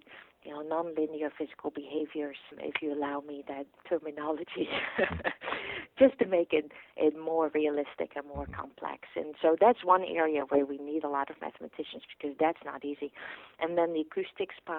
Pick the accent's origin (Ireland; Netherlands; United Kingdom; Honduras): Netherlands; now in Stanford, United States; where I grew up in the Netherlands, a pretty windy place because we're right on the peninsula and close to the sea.